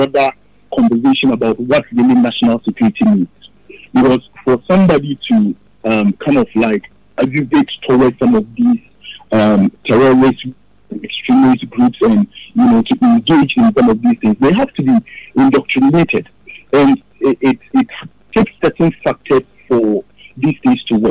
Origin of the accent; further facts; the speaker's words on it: Ghana; as a Ghanaian